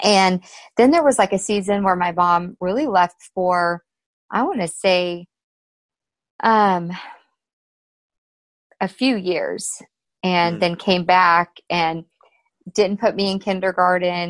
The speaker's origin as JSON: {"language": "English", "region": "Alaska", "country": "United States", "tie": "born or raised there", "said": "I was born in Alaska"}